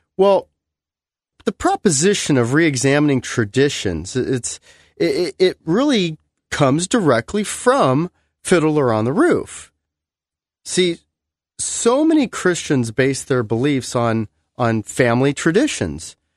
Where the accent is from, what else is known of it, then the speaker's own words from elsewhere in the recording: United States; I love being American